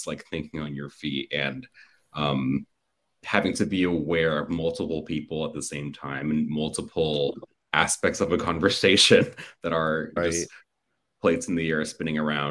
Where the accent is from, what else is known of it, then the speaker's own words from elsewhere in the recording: Miami, Florida, United States; moved away as an adult; also born or lived in Los Angeles; I'm from Miami, born and raised.